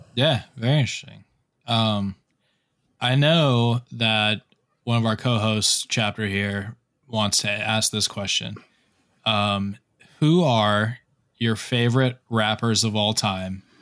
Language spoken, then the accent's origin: English; South Florida, United States; also born or lived in Fort Lauderdale; now in Charleston, United States; I'm in, I'm in uh, Charleston right now, but I'm originally from South Florida